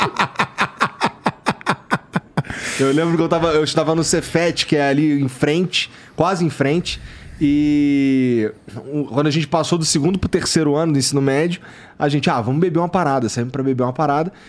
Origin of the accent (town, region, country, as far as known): Rio de Janeiro, Brazil; moved away